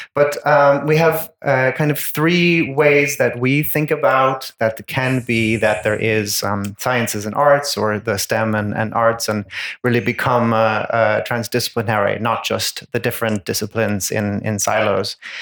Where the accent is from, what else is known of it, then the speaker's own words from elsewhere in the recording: New York, United States; moved away as an adult; also born or lived in Ireland; now in Bergen, Norway; I'm from the US. I'm from uh, New York State, but I am trained as a, a, human geographer in Ireland